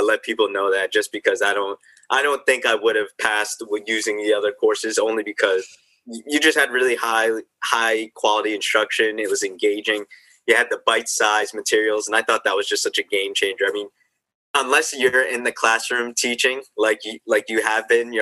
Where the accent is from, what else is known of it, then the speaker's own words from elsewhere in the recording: Dix Hills, New York, United States; moved away as an adult; also born or lived in Miami; now in Jersey City, United States; I'm originally from Long Island, New York. So after I graduated in 2012, I came back home to Long Island